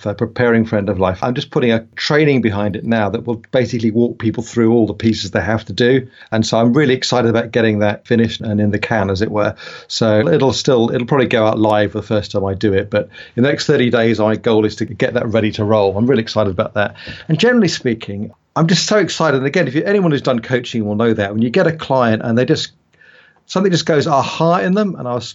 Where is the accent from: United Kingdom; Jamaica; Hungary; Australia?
United Kingdom; also born or lived in United States; I'm a Brit, you probably figure that out from my accent